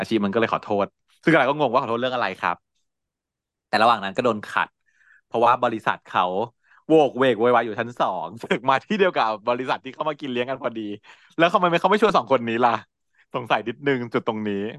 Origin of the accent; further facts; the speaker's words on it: Bangkok, Thailand; เราชาวกรุงเทพ